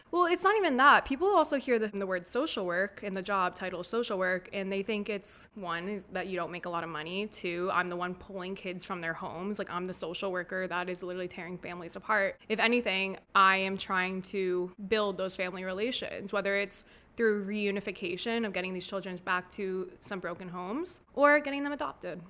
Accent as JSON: {"language": "English", "town": "Delray Beach", "region": "Florida", "country": "United States", "tie": "born or raised there", "also_born_or_lived": "Boca Raton", "said": "I was born and raised in Delray Beach, Boca Raton"}